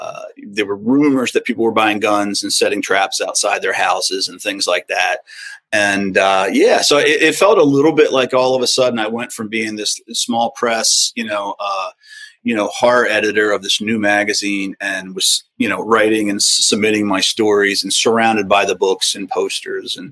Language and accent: English; Edgewood, Maryland, United States; my hometown of Edgewood